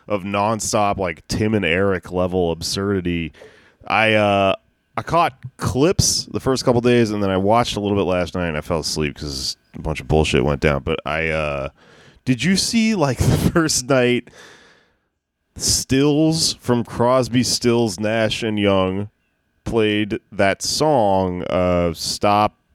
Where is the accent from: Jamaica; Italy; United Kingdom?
Jamaica; I'm Jamaican. I don't love weed, and I'm coming.